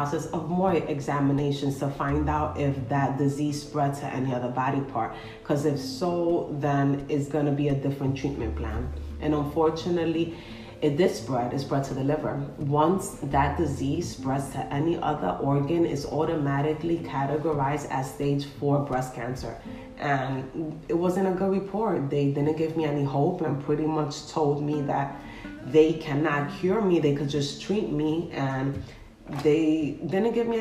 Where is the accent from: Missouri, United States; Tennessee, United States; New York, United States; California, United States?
New York, United States; New York City; I am from the Bronx, New York.